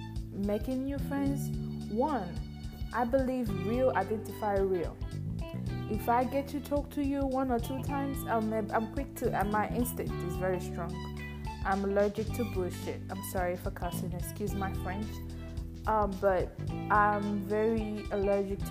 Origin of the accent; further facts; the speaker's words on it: Nigeria; English is a second language; I'm from Nigeria, by the way, precisely Igbo Queen